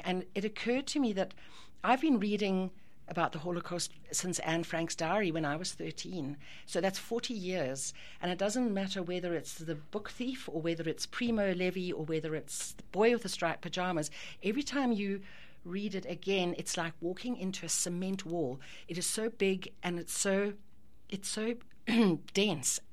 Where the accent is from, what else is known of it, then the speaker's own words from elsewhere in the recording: Ireland; as an Irish person